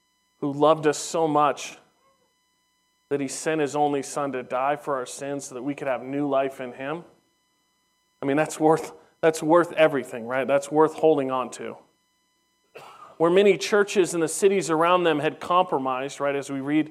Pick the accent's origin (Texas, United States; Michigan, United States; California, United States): California, United States; Southern; as a young teenager growing up in Southern California